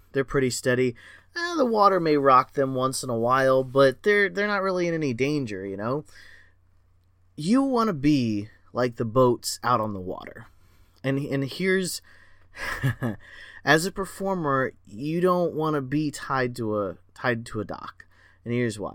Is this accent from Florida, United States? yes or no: yes; Florida, United States; I was born and raised in Florida